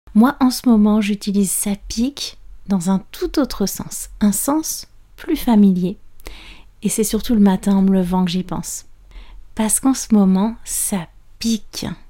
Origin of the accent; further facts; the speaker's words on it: France; je suis française prof de français langue étrangère